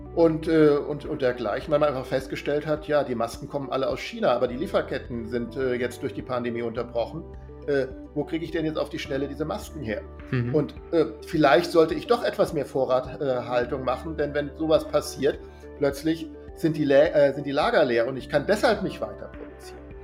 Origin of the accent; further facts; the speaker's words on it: Germany; als Deutscher